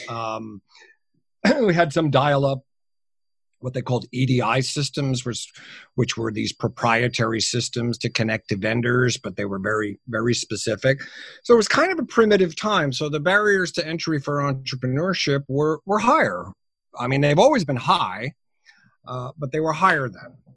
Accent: United States; also born or lived in New Jersey; clearly I'm a, I'm a Yank. I'm an American. Um, I work out of my home in New Jersey

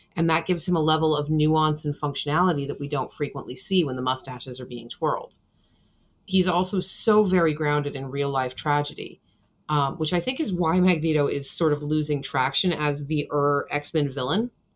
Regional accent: California, United States; moved away; I'm from California originally

